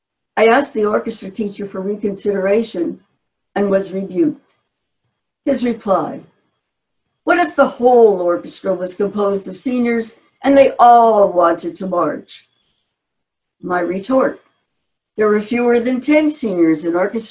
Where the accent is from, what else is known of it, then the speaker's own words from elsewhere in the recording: Newark, New Jersey, United States; I was born and raised in Newark, New Jersey